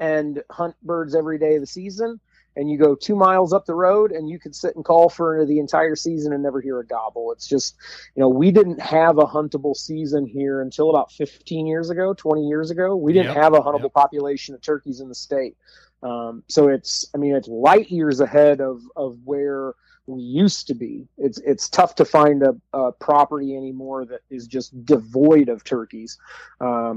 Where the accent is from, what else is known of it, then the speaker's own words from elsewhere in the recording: between Fort Wayne and Warsaw, northeast Indiana, United States; born and raised and grew up pretty much 30 miles from where I'm standing right now, in northeast Indiana, around just between Fort Wayne and Warsaw